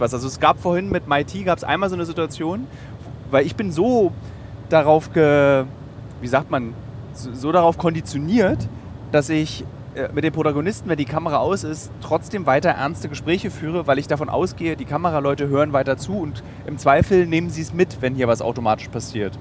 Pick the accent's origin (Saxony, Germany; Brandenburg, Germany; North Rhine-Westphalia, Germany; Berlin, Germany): Berlin, Germany; Als Berliner